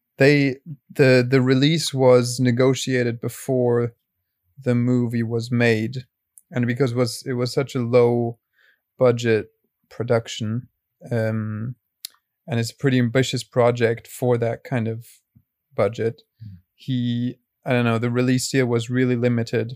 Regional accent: Cologne, North Rhine-Westphalia, Germany; I'm from Cologne.

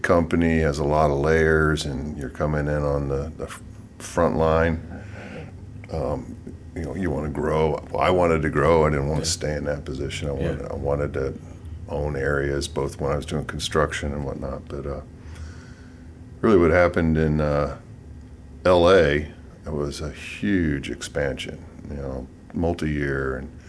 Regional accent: St. Louis, Missouri, United States; moved away as an adult; So I'm from St. Louis, Missouri. Went to high school there.

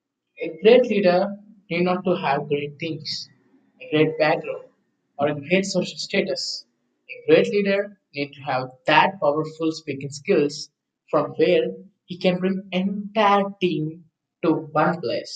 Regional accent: Hyderabad, Telangana, India; I'm from Hyderabad.

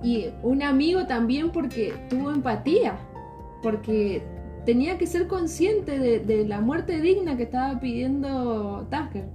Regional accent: Mendoza, Argentina; accent: Mendoza tonada; soy de Mendoza, hay cierta tonada

